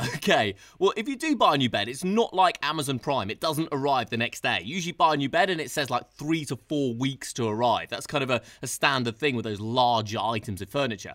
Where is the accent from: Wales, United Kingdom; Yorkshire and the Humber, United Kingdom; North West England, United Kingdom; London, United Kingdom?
London, United Kingdom; I'm a Londoner